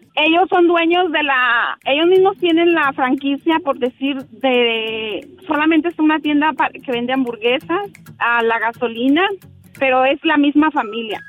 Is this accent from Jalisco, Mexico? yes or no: yes; Ciudad Guzmán, Jalisco, Mexico; now in Oregon, United States; Yo soy del estado de Jalisco, muy cerca de Guadalajara. En, nací en Ciudad Guzmán